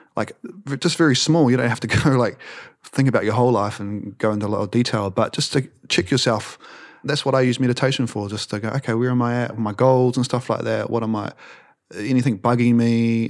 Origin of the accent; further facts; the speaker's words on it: New Zealand; we're from New Zealand